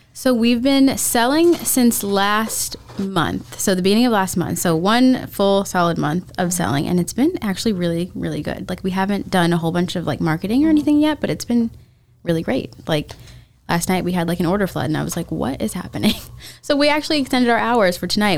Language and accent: English; Florida, United States; I was born and raised in Florida